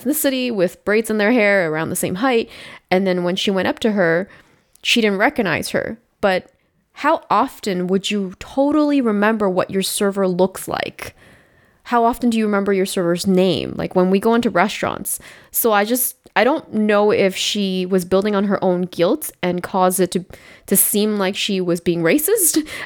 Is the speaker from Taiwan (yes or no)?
no; Toronto, Ontario, Canada; I grew up in Malvern